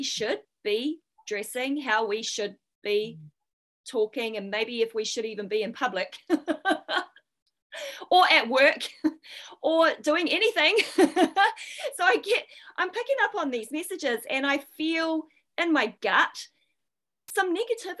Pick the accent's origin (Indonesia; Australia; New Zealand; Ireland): New Zealand; when I was growing up in New Zealand